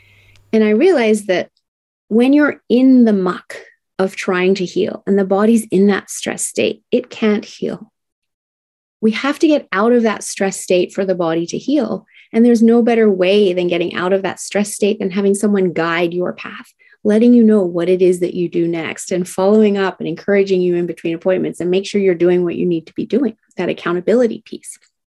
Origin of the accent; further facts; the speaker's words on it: Tokyo, Japan; I was raised in Tokyo, Japan, and it was the 1970s.